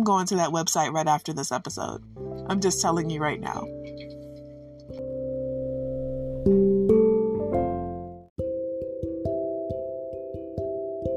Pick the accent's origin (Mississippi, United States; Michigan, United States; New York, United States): Michigan, United States; Detroit; when I was growing up, and I grew up in Detroit, we had a house